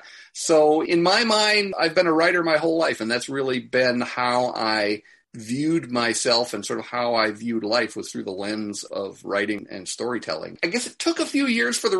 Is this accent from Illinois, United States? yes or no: yes; Chicago, Illinois, United States; I grew up in Chicago, but my family had this little cottage up in Michigan